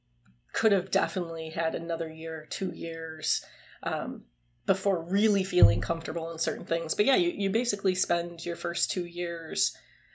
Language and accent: English; Greenfield, Wisconsin, United States; moved away as an adult; also born or lived in Minnesota; now in Louisiana, United States; I am originally from Greenfield, Wisconsin, which is a little suburb of Milwaukee